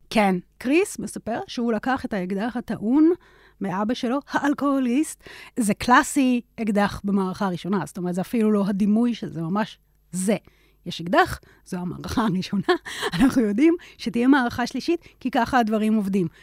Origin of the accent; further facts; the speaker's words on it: Israel; גדלתי בשכונה של עולים חדשים